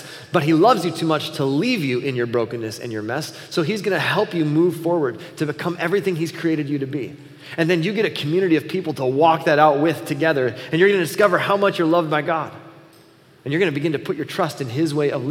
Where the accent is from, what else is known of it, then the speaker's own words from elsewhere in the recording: Buffalo, United States; moved away as an adult; also born or lived in Chicago; growing up in Buffalo